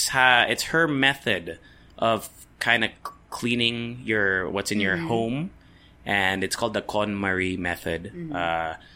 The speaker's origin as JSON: {"language": "English", "country": "Japan", "tie": "born or raised there", "said": "Because I grew up in Japan, right?"}